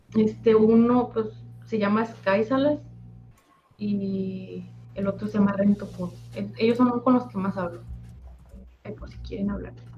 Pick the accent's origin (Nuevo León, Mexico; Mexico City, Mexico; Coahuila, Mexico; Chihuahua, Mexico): Coahuila, Mexico; Torreón; Yo soy de Torreón, Coahuila.